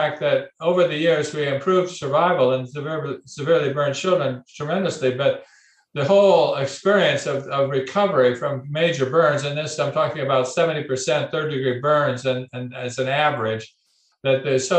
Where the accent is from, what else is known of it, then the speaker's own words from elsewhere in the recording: California, United States; I grew up in California